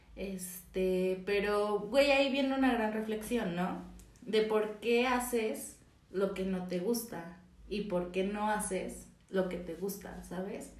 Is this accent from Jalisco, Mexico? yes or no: no; Mexico City, Mexico; tengo 24 años, soy chilanga